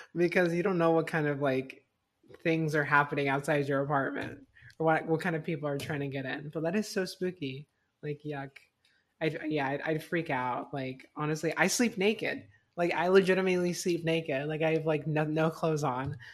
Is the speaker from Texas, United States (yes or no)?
no; Fort Myers, Florida, United States; moved away; where I grew up, like, my, like, my high school was, like, complete, like, very, like, and conservative.